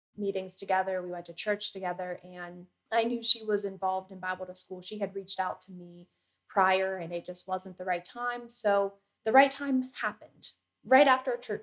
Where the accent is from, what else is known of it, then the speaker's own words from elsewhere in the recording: Johnstown, Pennsylvania, United States; I am from the Johnstown, Pennsylvania area. I was born and raised here my whole life